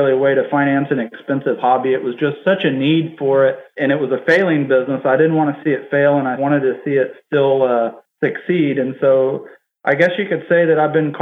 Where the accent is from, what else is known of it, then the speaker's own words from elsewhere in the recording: Harlingen, Texas, United States; I grew up in Harlingen, Texas. My main residence is in Harlingen.